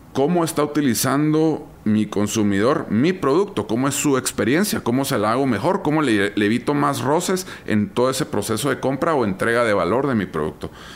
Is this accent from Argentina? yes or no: no; Guatemala